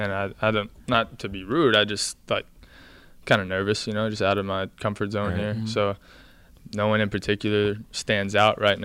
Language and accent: English; Northeast Texas, United States; I'm from Northeast Texas, small town. Grew up in a town of about 2,000 people.